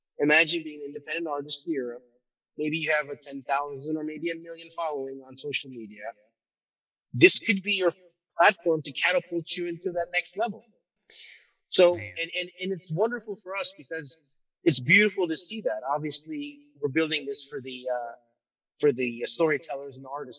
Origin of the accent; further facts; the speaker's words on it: Turkey; moved away; I'm originally from Turkey